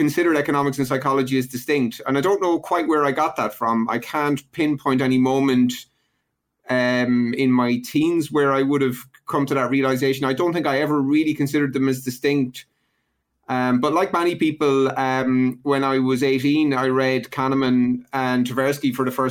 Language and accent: English; Ireland; I grew up in Ireland in the 80s during a major recession